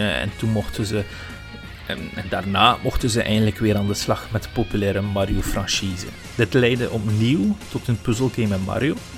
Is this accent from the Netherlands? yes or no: no; Flanders, Belgium; bij ons op VT4